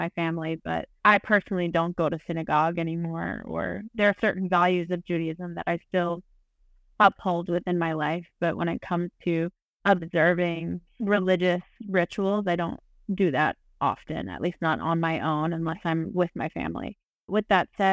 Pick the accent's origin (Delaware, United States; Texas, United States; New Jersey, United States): Delaware, United States; I grew up in Delaware, but all of my family is from New York